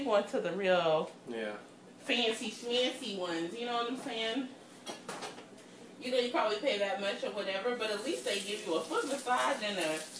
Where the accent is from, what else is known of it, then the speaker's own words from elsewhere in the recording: Pittsburgh, Pennsylvania, United States; I'm from Pittsburgh.